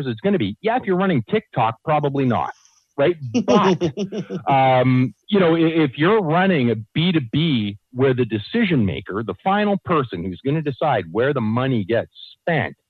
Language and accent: English; Canada; because we're Canadian